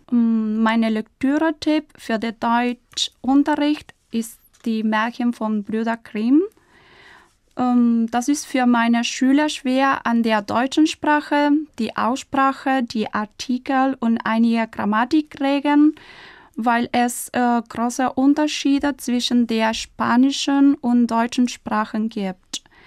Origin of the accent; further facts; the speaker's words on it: Buenos Aires, Argentina; German is a second language; ich bin Argentinierin und Italienerin, aber ich bin im Jahr 1988 in Buenos Aires geboren